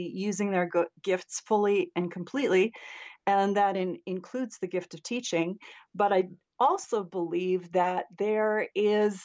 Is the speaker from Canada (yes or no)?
yes; Canada; So I'm actually a Canadian. I live up in Canada.